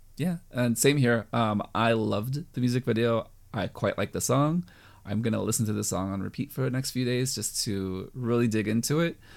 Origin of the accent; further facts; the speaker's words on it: United States; I'm American